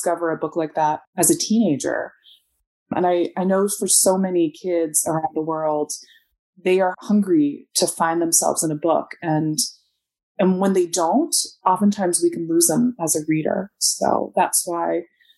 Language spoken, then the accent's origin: English; United States; growing up, I'm Chinese American.